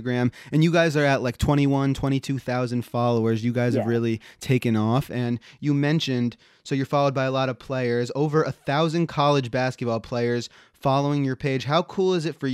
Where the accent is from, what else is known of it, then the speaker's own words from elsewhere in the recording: New Jersey, United States; moved away as an adult; now in Buffalo, United States; I'm originally from New Jersey